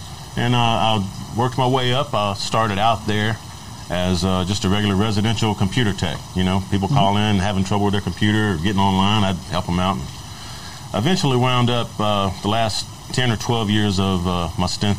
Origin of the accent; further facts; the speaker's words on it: Baton Rouge, Louisiana, United States; moved away as an adult; also born or lived in Galveston, Texas; now in Austin, United States; I grew up in Baton Rouge, Louisiana